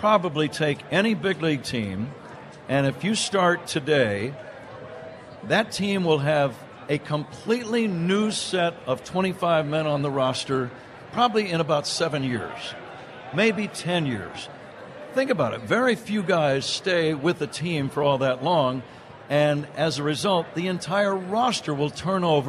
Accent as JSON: {"language": "English", "area": "Bay Area", "region": "Northern California", "country": "United States", "tie": "born or raised there", "said": "I grew up in the Bay Area, Northern California"}